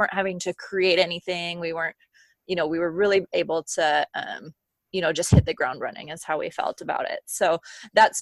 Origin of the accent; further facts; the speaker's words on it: Bellingham, Washington, United States; moved away as an adult; now in Minnesota, United States; I'm from a little town called Bellingham, Washington, about an hour and a half north of Seattle. I'm currently residing in Minnesota